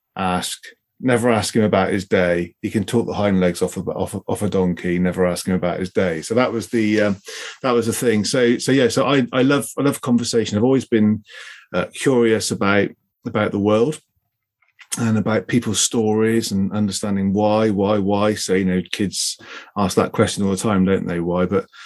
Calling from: South West England, United Kingdom; Hi, I'm down in Devon today.

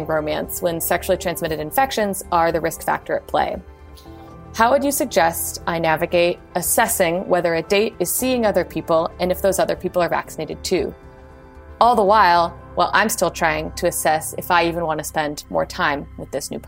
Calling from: Oakland, California, United States; I'm calling in from Oakland, California.

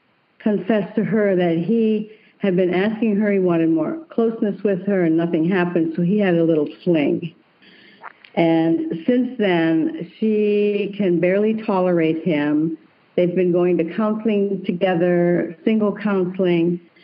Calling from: Seattle, Washington, United States

